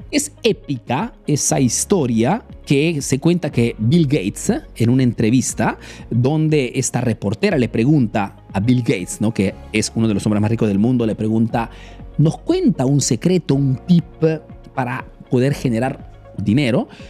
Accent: Peru; now in Italy

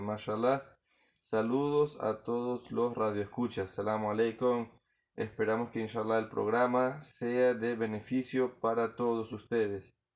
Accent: Margarita, Nueva Esparta, Venezuela; Yo soy criollito de Margarita, uñero.

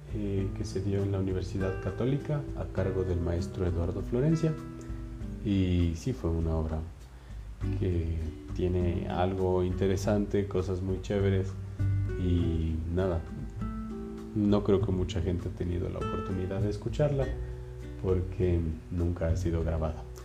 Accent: Ibarra, Imbabura, Ecuador; moved away as an adult; now in Quito, Ecuador; yo soy de Ibarra, entonces ya son casi 11 años que vivo aquí en Quito

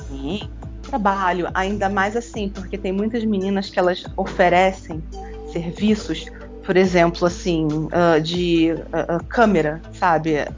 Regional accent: Rio de Janeiro, Brazil; eu sou mãe, sou escritora, sou carioca

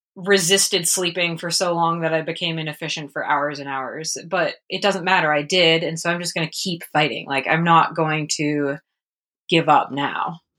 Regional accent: Prescott, Arizona, United States; it'll be fun 'cause it's my hometown

